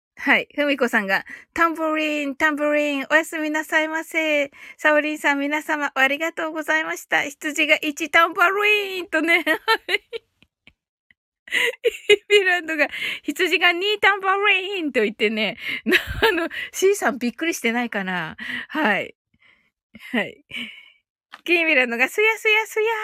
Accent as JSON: {"language": "Japanese", "region": "Kyushu", "country": "Japan"}